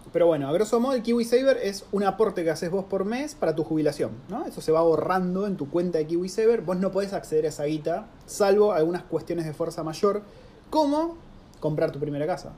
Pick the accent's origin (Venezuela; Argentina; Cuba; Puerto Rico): Argentina; moved away; uno como argentino